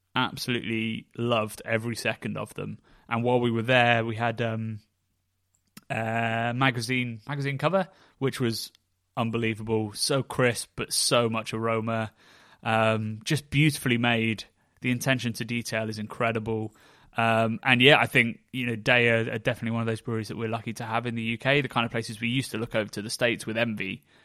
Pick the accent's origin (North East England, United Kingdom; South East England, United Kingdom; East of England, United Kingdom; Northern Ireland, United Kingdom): South East England, United Kingdom; near Oxford; Hook Norton where I grew up near Oxford